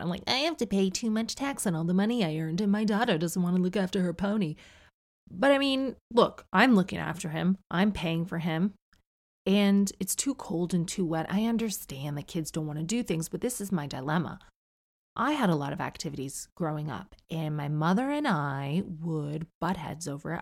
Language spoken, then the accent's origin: English; Canada; moved away